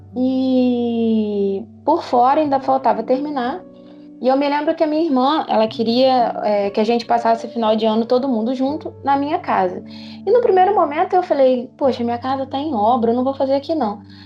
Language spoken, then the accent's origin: Portuguese; Petrópolis, Rio de Janeiro, Brazil; sou daqui da Posse, Petrópolis